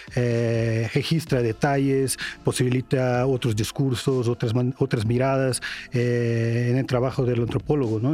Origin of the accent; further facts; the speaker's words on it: Brazil; Spanish is a second language; now in Mexico; soy de Brasil, entonces voy a utilizar un tema de mi país